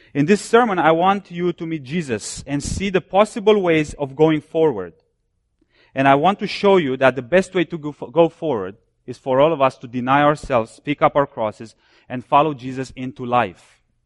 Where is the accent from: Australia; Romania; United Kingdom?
Romania; now in United States; I was born and I grew up behind the Iron Curtain. I'm from Romania.